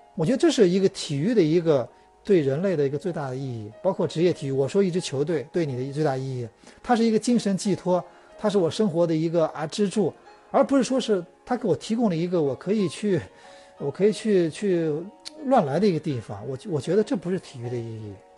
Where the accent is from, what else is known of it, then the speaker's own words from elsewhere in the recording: China; 我们中国人以前是被压抑了很长时间啊，被管头管脚，什么都不能干